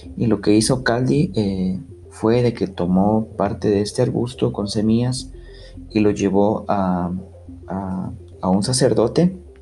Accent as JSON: {"language": "Spanish", "country": "Guatemala", "said": "como buen chapín, como buen guatemalteco"}